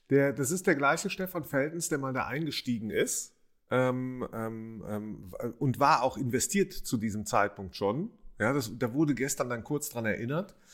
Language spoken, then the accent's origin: German; Rhineland, Germany; also jemand aus dem Rheinland, aus meiner Heimat